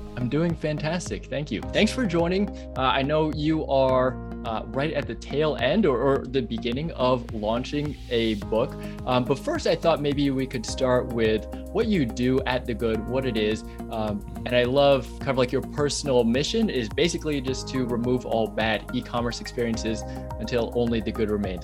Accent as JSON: {"language": "English", "region": "New York", "country": "United States", "said": "I'm a New Yorker"}